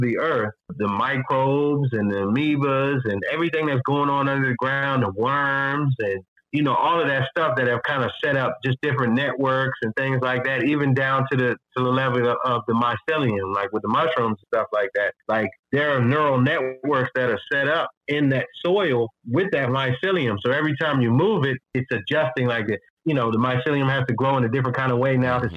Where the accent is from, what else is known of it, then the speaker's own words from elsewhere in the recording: Washington, District of Columbia, United States; also born or lived in Fredericksburg, Virginia; growing up in Washington, D.C.